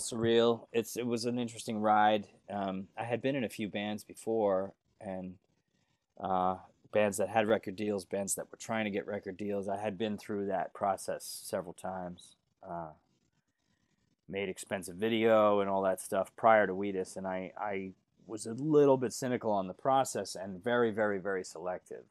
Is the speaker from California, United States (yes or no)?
no; Northport, New York, United States; I grew up, uh, b, about forty to thirty something miles east of Manhattan